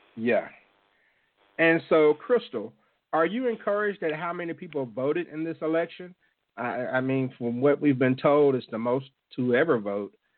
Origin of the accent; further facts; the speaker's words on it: Jackson, Mississippi, United States; my hometown of Jackson, Mississippi